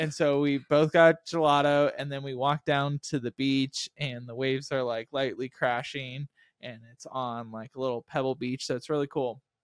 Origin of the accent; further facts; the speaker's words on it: Texas, United States; we were from America and then from Texas